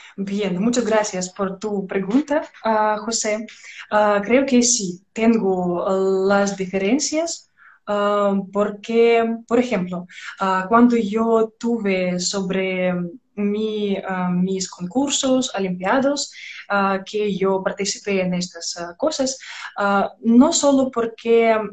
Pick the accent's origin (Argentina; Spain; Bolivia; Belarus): Belarus; Spanish is a second language